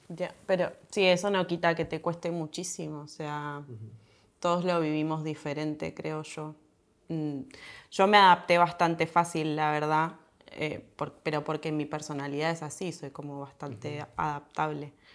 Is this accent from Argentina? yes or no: yes; Argentina; moved away as an adult; now in Spain; somos descendientes de italianos, españoles más, pero en Argentina la gran mayoría somos de italianos y españoles